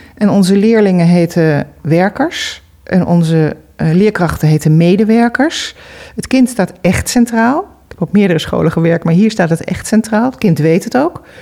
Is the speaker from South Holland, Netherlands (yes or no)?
no; Amsterdam, North Holland, Netherlands; moved away; ik kom uit Amsterdam